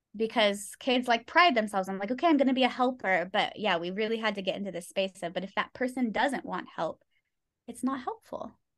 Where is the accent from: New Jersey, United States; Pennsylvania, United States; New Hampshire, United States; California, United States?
California, United States; moved away as an adult; now in Thailand; I was born and raised in California